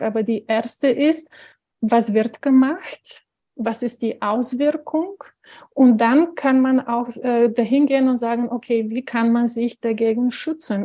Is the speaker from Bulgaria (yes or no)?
yes; Bulgaria; moved away; ich stamme aus Bulgarien, das heißt also 78 geboren